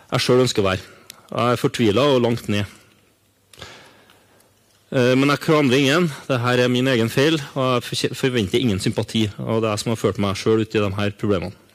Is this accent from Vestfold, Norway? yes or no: no; Trøndelag, Norway; og være sammen med familien min og starte arbeidet med en forandring. Og være hjemme i Trøndelag.